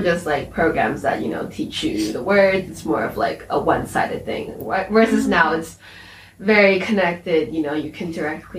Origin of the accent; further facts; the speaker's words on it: San Francisco, California, United States; also born or lived in Hainan, China / Beijing, China; I was born in Hainan, China, but I grew up in San Francisco and Beijing. And for university, I went to university also in the U.S., but it was in the East Coast as opposed to where I grew up, in the West Coast.